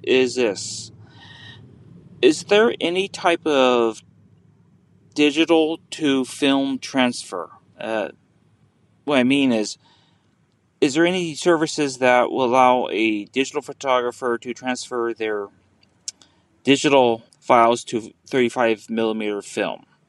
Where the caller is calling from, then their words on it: Northeastern Washington, United States; I'm calling from Northeastern Washington.